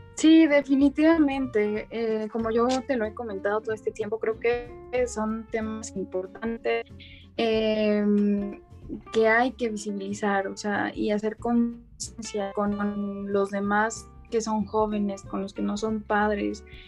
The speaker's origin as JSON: {"language": "Spanish", "region": "Mexico City", "country": "Mexico", "said": "soy de México, específicamente de la Ciudad de México"}